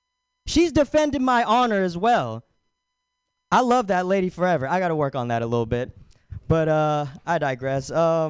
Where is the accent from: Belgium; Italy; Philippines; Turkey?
Philippines; I'm aghast. I'm fucking Filipino. But he doesn't know that.